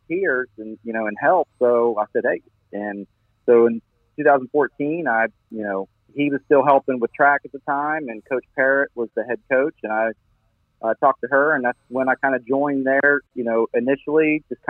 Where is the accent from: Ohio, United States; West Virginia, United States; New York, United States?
West Virginia, United States; Wheeling; now in Hendersonville, United States; I grew up in Wheeling, West Virginia, up in the Northern Panhandle.